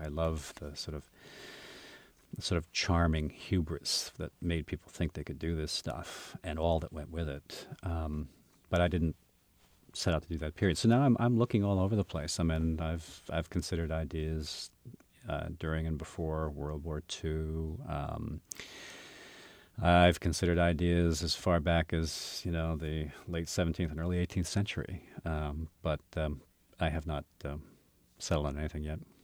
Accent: United States; as an American

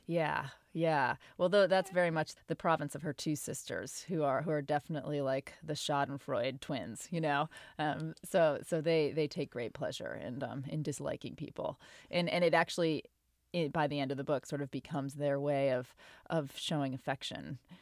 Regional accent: Portland, Maine, United States; I didn't grow up around Boston, but I grew up in Portland, Maine, which isn't too far away.

